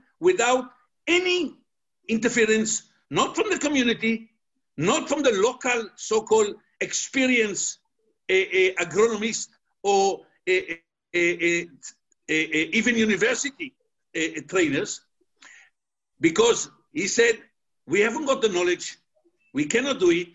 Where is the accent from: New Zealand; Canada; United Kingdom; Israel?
Israel; moved away; I'm originally from Israel